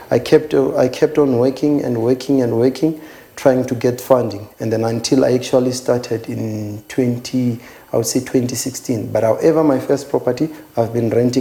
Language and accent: English; Kakango, near Thohoyandou, Limpopo, South Africa; moved away as an adult; now in Johannesburg, South Africa; I was born and bred in Kakango. It's a small village which is 25 kilometers away from Toyando.